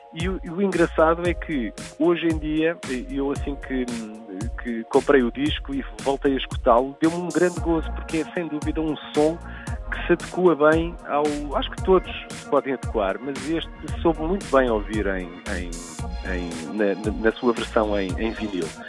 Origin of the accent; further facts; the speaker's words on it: Portugal; como portugueses